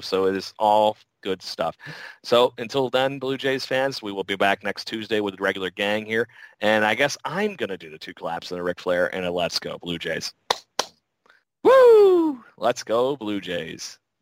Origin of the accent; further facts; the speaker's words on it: United States; I'm American